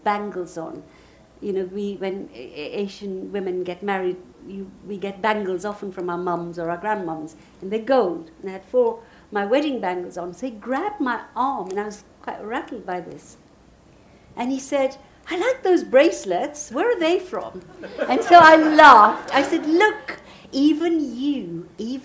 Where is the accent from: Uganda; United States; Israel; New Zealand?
Uganda; now in United Kingdom; I come from Uganda